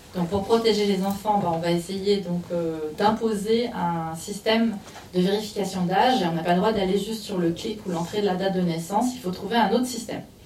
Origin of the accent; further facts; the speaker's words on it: Canada; moved away as an adult; also born or lived in Montreal; now in France; j'étais au Canada, donc je suis canadienne, je travaillais là-bas à l'époque